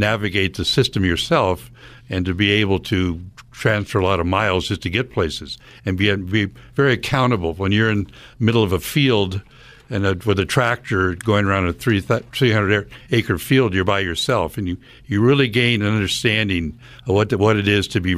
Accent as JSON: {"language": "English", "country": "United States", "tie": "born or raised there", "said": "I grew up in rural America on a very large 1,000-acre dairy farm"}